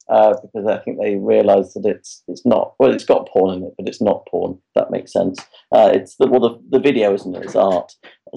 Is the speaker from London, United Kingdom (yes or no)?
no; Derbyshire, East Midlands, United Kingdom; I'm from Derbyshire. When I was a kid, a little cinema in Derby called the Metro